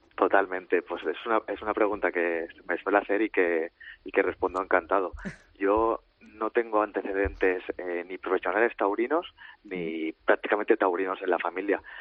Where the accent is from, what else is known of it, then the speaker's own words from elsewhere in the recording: Valencia, Valencian Community, Spain; Yo soy de Valencia